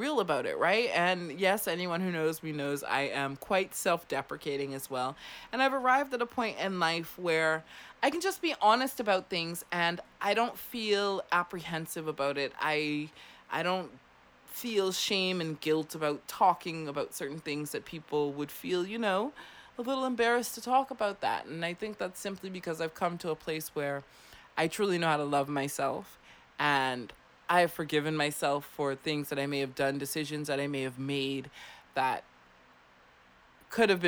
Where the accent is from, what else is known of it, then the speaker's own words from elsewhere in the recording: Clearwater, Florida, United States; now in Abaco, Bahamas; my hometown of Clearwater